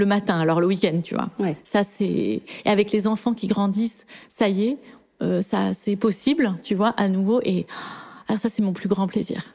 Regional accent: Toulouse, Occitania, France; moved away; j'ai grandi à Toulouse euh, dans une maison

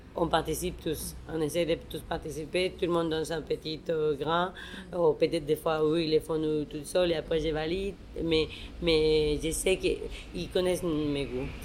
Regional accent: Mexico; moved away; la chef mexicaine

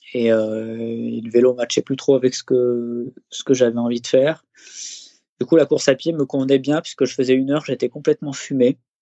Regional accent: Les Deux Alpes, Auvergne-Rhône-Alpes, France; also born or lived in Eybens, Isère; j'ai passé une petite dizaine d'années dans, la station des Deux Alpes, qui est, donc, qui est une station de ski à, à peu près une heure de Grenoble. C'est là que j'ai grandi avec mes parents.

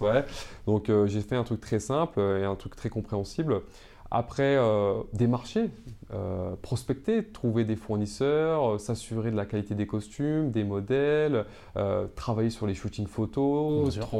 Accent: Seine-Saint-Denis, Île-de-France, France; j'ai grandi en Seine-Saint-Denis

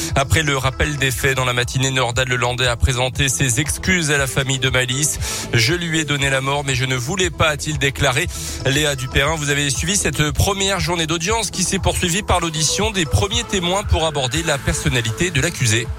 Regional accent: Auvergne-Rhône-Alpes, France; chez nous en Auvergne

